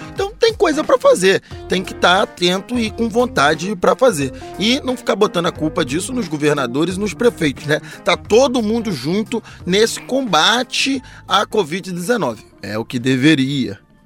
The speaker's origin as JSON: {"language": "Portuguese", "area": "Baixada Fluminense", "region": "Rio de Janeiro", "country": "Brazil", "said": "que é lá da minha terra, na Baixada Fluminense do Rio de Janeiro"}